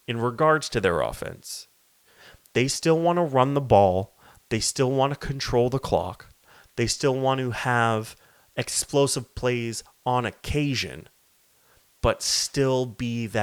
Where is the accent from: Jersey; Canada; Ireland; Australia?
Canada; I am Canadian